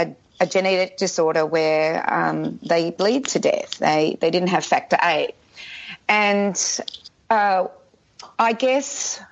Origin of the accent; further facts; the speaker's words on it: Australia; we in Australia